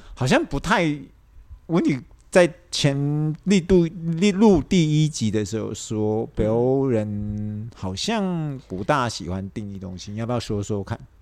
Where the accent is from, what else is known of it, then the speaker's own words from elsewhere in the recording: Taiwan; 我们台湾人的想法